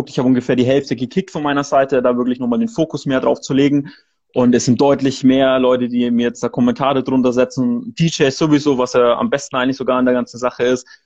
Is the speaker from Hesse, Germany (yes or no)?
no; Nuremberg, Bavaria, Germany